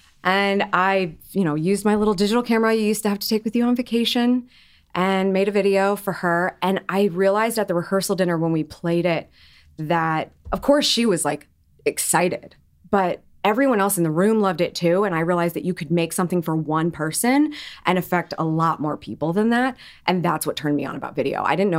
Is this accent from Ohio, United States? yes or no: yes; Columbus, Ohio, United States; I'm from Columbus, Ohio. I grew up there. I never left.